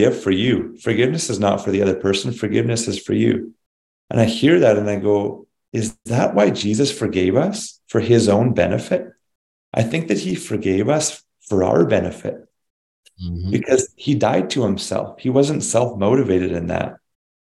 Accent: Canada; we're Canadian

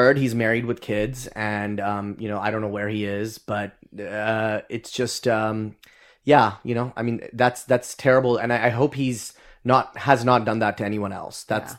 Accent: Dubai, United Arab Emirates; growing up in Dubai, actually, Nizar and I share that we both grew up in Dubai for a few years.

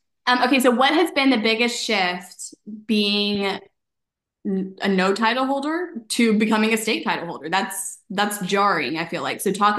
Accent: Dallas, Texas, United States; moved away as an adult; now in Oxford, Mississippi, United States; I'm from Dallas, Texas, but I go to college in Oxford, Mississippi

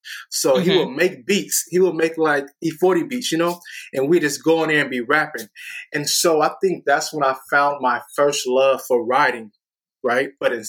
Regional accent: Antioch, California, United States; So I grew up in Antioch, California, specifically Sycamore Drive, which more of like it's a more urban street in Antioch, California. I was raised by my grandmother. My grandma raised me since the age of 7. I grew up in Antioch, California

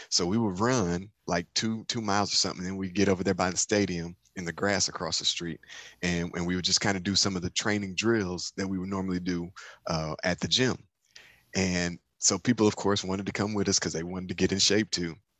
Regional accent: Detroit, Michigan, United States; in Detroit, my hometown

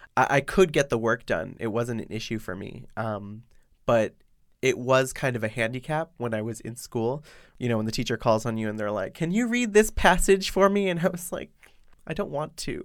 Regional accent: Boston, Massachusetts, United States; now in Shanghai, China; I am from Boston.

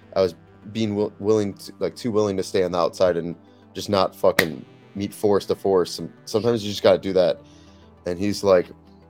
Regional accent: Chicago, Illinois, United States; now in San Diego, United States; I grew up in Chicago

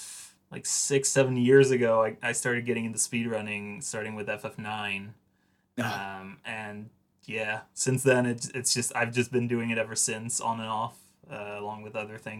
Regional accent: Netherlands; I'm from the Netherlands.

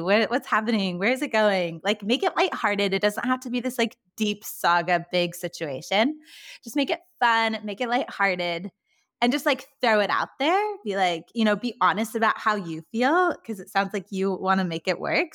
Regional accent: California, United States; accent: Valley Girl; now in Nashville, United States; I grew up in California, but haven't lived there for so many years, and I'm still holding on to my Valley Girl accent

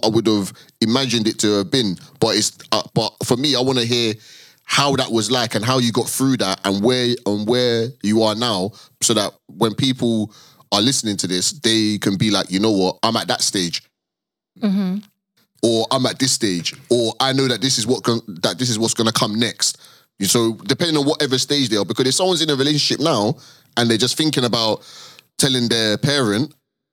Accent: London, United Kingdom; we're all Londoners, you know what I mean? Like at heart, I've grown up like obviously like with a Pakistani Asian community

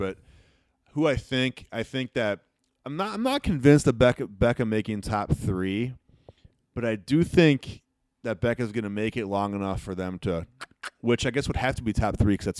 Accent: Dubuque, Iowa, United States; Dubuque, Iowa. It's my hometown.

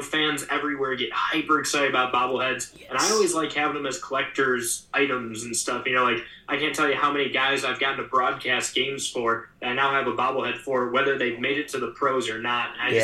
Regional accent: Cleveland, Ohio, United States; But I grew up in Cleveland. So diehard Cleveland baseball fan.

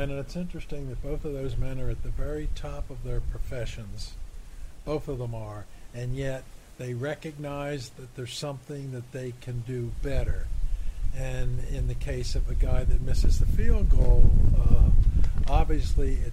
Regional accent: Michigan, United States; coldest I've been, and I'm from Michigan

